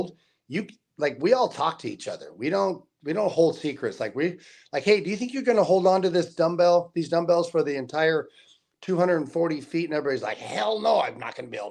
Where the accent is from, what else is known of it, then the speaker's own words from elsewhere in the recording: South Lake Tahoe, California, United States; also born or lived in Las Vegas; I'm from South Tahoe High School